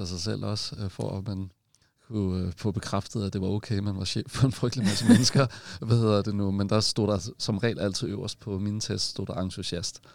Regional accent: Copenhagen, Capital Region of Denmark, Denmark; så er jeg født på Amager, og jeg er ikke jyde

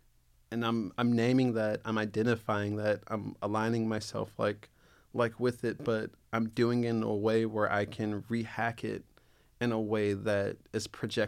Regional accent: the South, United States; I grew up in the South.

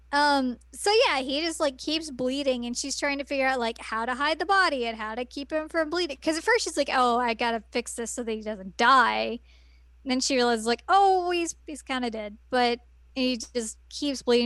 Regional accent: Bible Belt, Southern United States, United States; I grew up in the Bible Belt

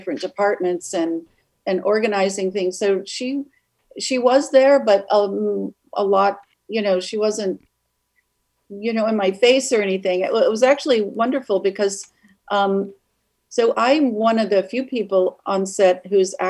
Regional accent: Evanston, Illinois, United States; now in Santa Monica, United States; I grew up in Evanston

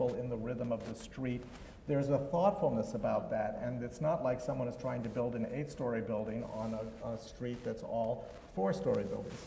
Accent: Switzerland; now in United States; I'm from Switzerland originally

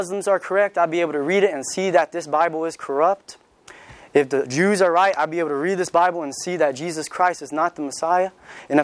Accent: California, United States; moved away; where I'm from, I'm from California. You know, everybody's pretty much atheist or they're culturally Catholic because everybody's Mexican right there. My high school was 90% Mexican

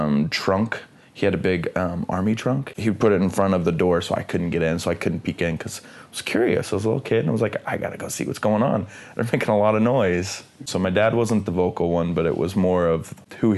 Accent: Midwest, United States; growing up in the Midwest

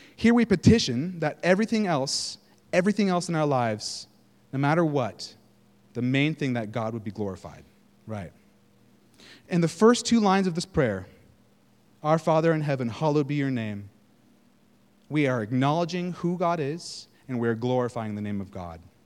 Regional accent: Northern California, United States; moved away; I'm from California, Northern California

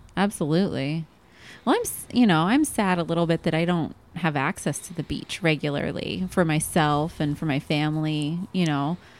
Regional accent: Oregon, United States; now in Arizona, United States; I'm from Oregon

